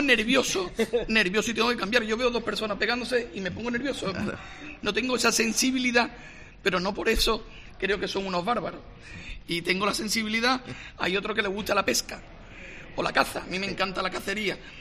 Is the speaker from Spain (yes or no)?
yes; Huelva, Andalusia, Spain; como nubense